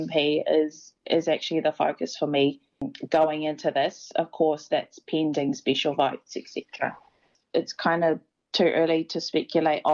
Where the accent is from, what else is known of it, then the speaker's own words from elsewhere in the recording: Auckland, New Zealand; I'm also from Te Atatū.